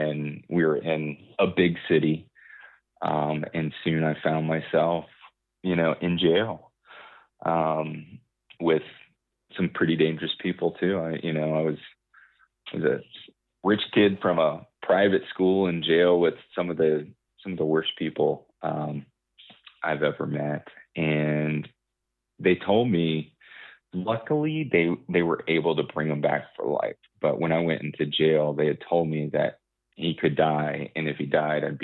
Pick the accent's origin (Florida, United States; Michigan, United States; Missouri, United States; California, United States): Florida, United States; I'm from Florida.